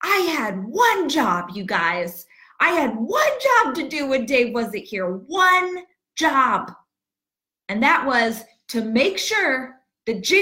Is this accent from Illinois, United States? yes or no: no; Southern California, United States; now in Texas, United States; I am born and raised in Southern California